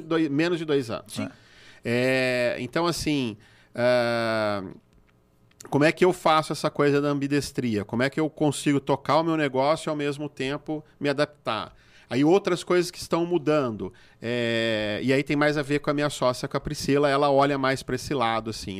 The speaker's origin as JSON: {"language": "Portuguese", "country": "Brazil"}